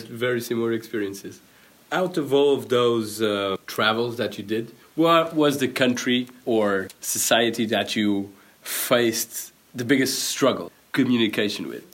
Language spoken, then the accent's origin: English; Portugal; I come from Portugal